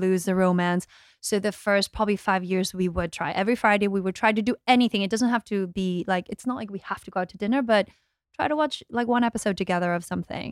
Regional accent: Australia; moved away; I'm the Aussie, like, I'm the one not from here

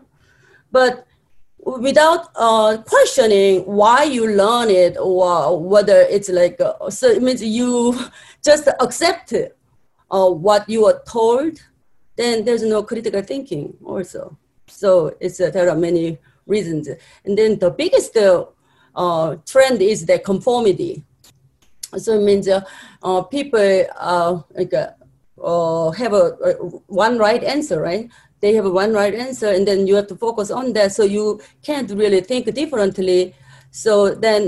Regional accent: South Korea; moved away as an adult; now in United States; I'm from Korea

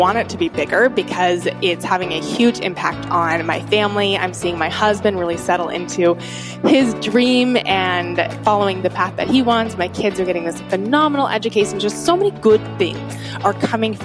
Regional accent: Atlanta suburb, the South, Georgia, United States; I grew up in the South outside of Atlanta, in an Atlanta suburb

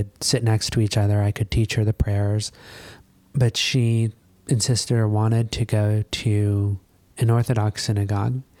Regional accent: Knoxville, Tennessee, United States; I grew up in Knoxville, Tennessee.

